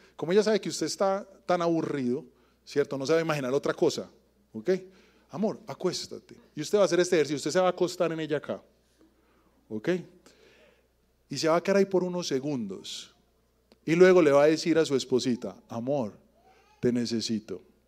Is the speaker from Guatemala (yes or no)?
no; Medellín, Antioquia, Colombia; also born or lived in Yarumal; Muchos de los que crecimos en Medellín, normalmente nosotros o nuestra familia, no es de acá. Yo personalmente soy de Yarumal.